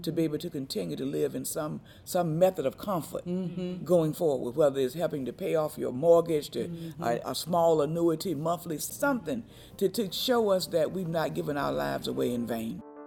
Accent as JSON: {"language": "English", "town": "Rocky Mount", "region": "North Carolina", "country": "United States", "said": "I'm from Rocky Mount, North Carolina"}